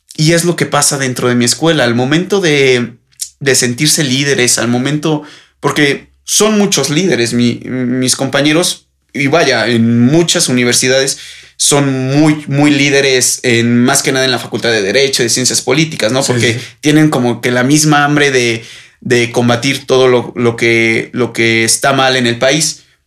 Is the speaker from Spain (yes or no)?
no; Mexico; los jóvenes somos el futuro de México